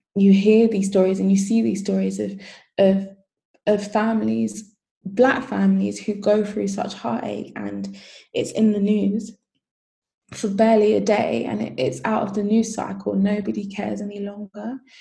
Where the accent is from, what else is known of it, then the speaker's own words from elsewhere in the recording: United Kingdom; I am Nigerian by heritage, British by um, citizenship. And so when my parents um, migrated to the UK, it was so that they could have their kids here